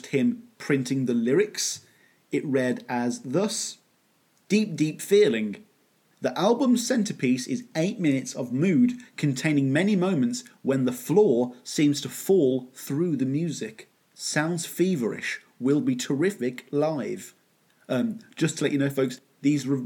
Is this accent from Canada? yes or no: no; Birmingham, West Midlands, United Kingdom; the Victorian era version of Birmingham. Again, my hometown